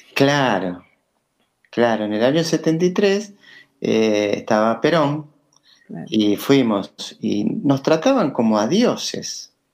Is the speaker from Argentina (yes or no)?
yes; Buenos Aires, Argentina; me crié en Pompeya, soy maestro Pompeya y espero seguir en Pompeya